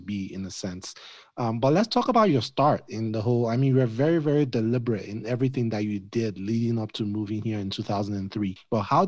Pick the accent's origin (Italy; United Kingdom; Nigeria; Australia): Nigeria; now in United States; I'm Nigerian